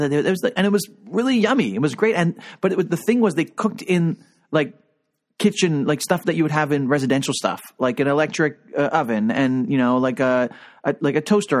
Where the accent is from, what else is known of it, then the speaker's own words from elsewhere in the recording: Toronto, Ontario, Canada; as a Torontonian